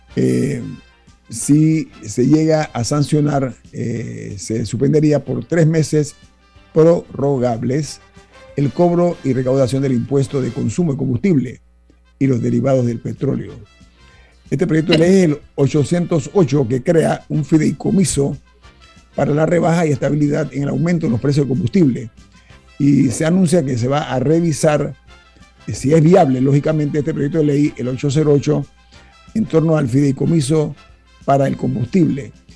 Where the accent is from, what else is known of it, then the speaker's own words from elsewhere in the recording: Panama; como panameño